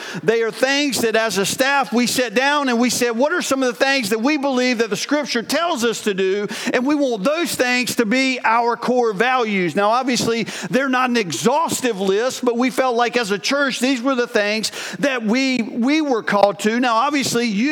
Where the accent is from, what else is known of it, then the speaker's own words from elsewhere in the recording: North Carolina, United States; moved away as an adult; also born or lived in Painted Post, New York; I was from North Carolina